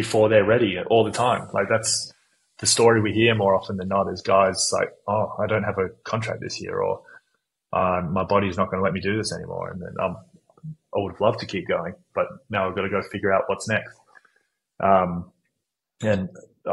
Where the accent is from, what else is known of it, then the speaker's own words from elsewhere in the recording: United States; now in Sydney, Australia; I grew up in the States playing baseball and soccer